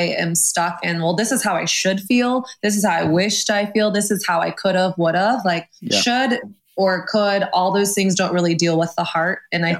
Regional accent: Texas, United States; also born or lived in Los Angeles; now in New York, United States; I've lived in LA. I'm from Texas.

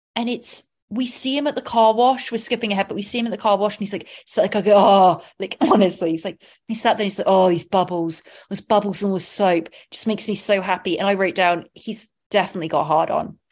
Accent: England, United Kingdom; I'm from England

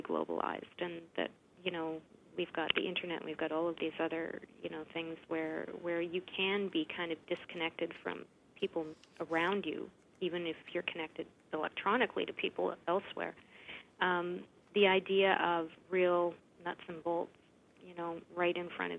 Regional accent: Regina, Saskatchewan, Canada; moved away; in Regina, Saskatchewan, my hometown, where I'm originally from

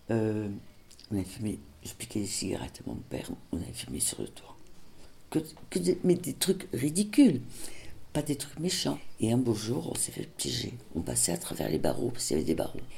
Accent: Senegal; born there; Je suis née au Sénégal le 5 septembre 1946 parce que mon père était à trésorerie générale.

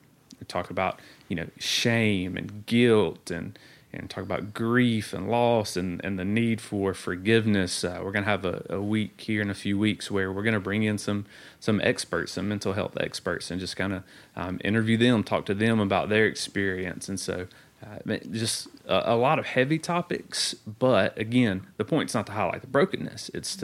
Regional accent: So-So, Mississippi, United States; in case you didn't know this, I'm from So-So, Mississippi.

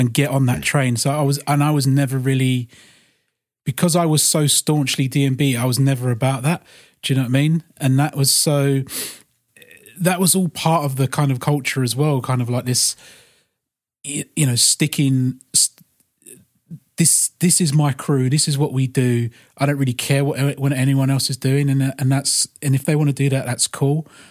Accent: London, United Kingdom; growing up in London

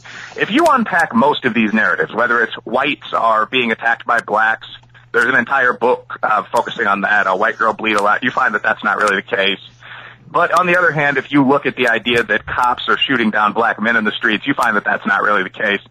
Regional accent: Chicago, Illinois, United States; the young professional neighborhood of my hometown, a city at least one of you guys has just visited

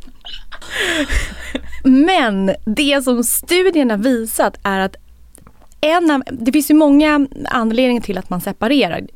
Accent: Sweden; vi svenskar

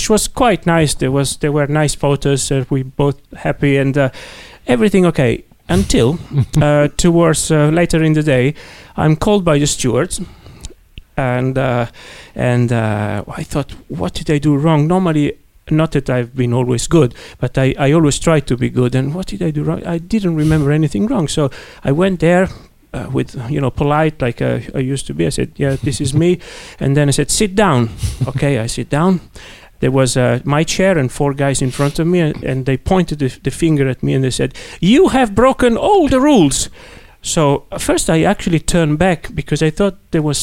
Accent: Italy; accent: Italian; English is a second language; My Italian accent

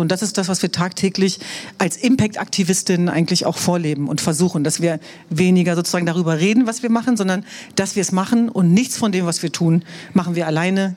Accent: Hanover, Lower Saxony, Germany; German is a second language; Wir sind aber glücklicherweise in Hannover zur Welt gekommen

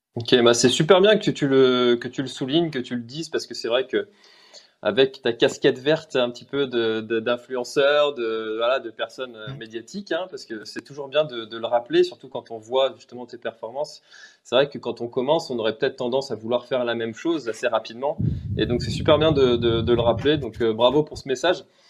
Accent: Brittany, France; moi je suis breton

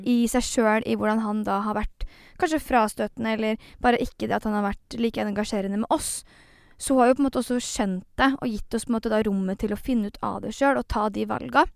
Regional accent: Fredrikstad, Østfold, Norway; vi i Fredrikstad

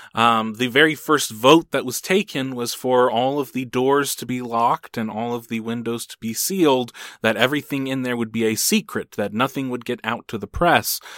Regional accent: United States; In America, we at least have this ideal

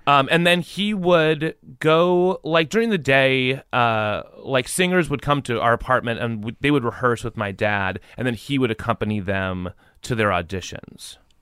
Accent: San Jose, California, United States; moved away as an adult; also born or lived in New York / Cupertino / Portland; I was born in New York, and then we moved, when I was eight, we moved to San Jose

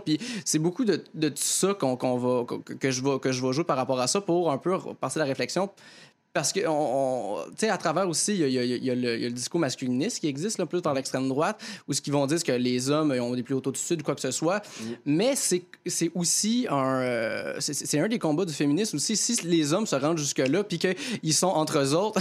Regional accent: near Joliette, Quebec, Canada; Joliette, qui, est proche de mon village natal

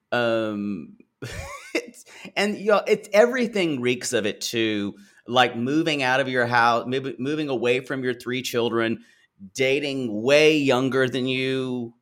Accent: the South, United States; I grew up Methodist, but around a lot of Baptist churches, um, and, uh, growing up in the South

